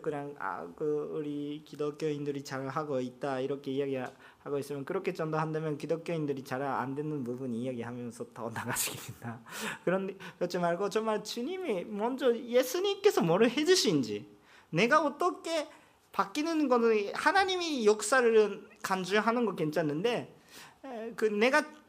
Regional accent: Japan; Korean is a second language; 나도 일본 사람인데

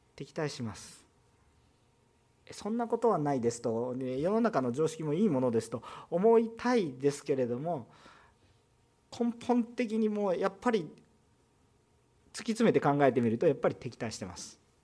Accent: Kansai, Japan; accent: Kansai dialect; 関西弁出てくると本音が出てきてる

